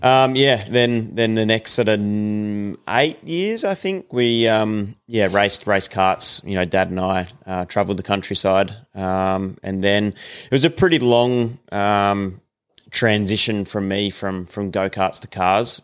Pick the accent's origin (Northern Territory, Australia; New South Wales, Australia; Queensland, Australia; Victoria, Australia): New South Wales, Australia; Sydney; I was born in Sydney